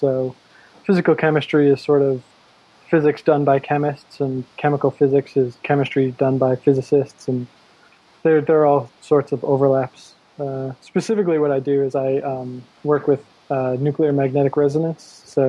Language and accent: English; Massachusetts, United States; moved away as an adult; now in Berkeley, United States; No, I'm from Massachusetts, but I'm out here for graduate school.